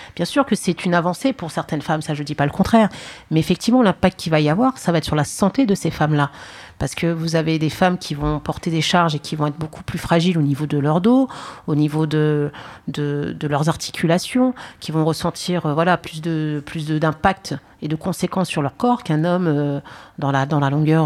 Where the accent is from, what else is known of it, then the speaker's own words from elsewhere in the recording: Paris, Île-de-France, France; je suis née en France, je suis née au Paris 20, j'ai fait mes études en France